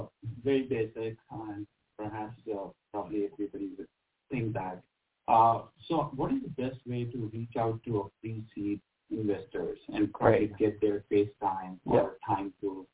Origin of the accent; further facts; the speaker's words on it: Austin, Texas, United States; From Austin, Texas.